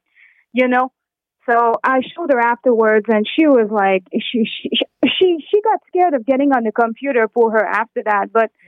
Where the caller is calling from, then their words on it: Saguenay, Quebec, Canada; I'm calling you from Saguenay, Quebec. So it's minus 45 here with the wind chill right now.